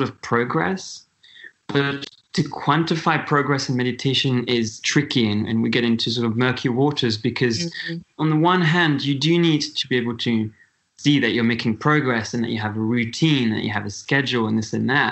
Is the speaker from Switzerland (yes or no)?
yes; Switzerland; I'm from Switzerland.